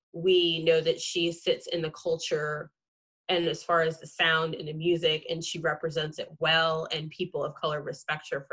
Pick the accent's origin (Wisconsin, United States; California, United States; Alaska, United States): California, United States; Central; growing up in Central California